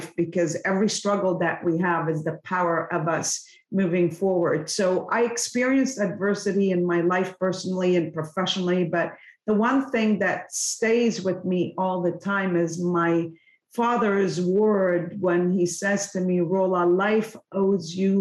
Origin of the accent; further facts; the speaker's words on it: Lebanon; now in Canada; I was born and raised in Lebanon, and I come from a very small village